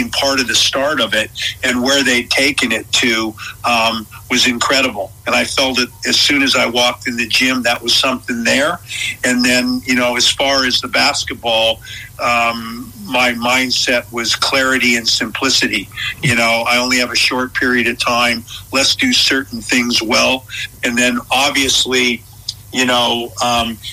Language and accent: English; United States; now in Australia; being an American and coming over here